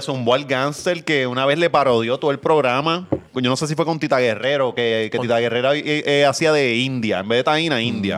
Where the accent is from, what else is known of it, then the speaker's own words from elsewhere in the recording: Ponce, Puerto Rico; los ponceños, pues somos orgullosos porque pues somos nos, nos sentimos orgullosos por el del lugar que venimos